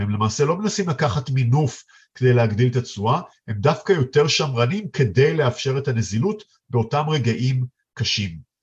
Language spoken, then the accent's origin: Hebrew; Israel; בתור ישראלים